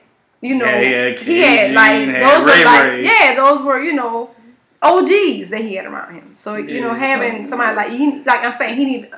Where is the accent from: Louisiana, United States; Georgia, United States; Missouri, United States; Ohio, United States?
Louisiana, United States; New Orleans; Oh, we are, geez, I understand because I'm from New Orleans, and we go hard for hours.